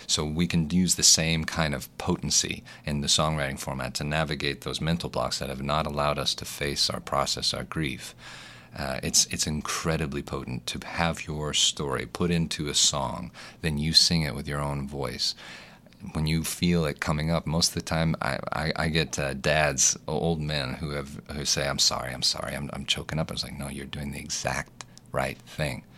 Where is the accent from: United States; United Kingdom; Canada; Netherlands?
United States; Little Rock, Arkansas; moved away as an adult; also born or lived in Los Angeles; Born and raised in Little Rock.